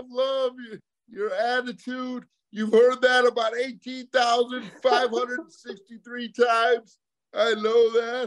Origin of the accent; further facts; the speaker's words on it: Michigan, United States; moved away as an adult; also born or lived in Arizona; now in South Florida, United States; I'm originally from Michigan